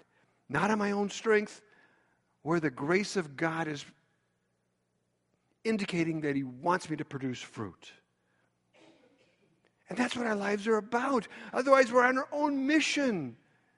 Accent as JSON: {"language": "English", "town": "Chicago", "region": "Illinois", "country": "United States", "said": "I'm from Chicago"}